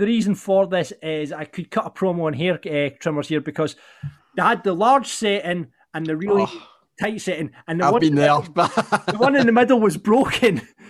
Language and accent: English; Falkirk, Scotland, United Kingdom; my hometown of Falkirk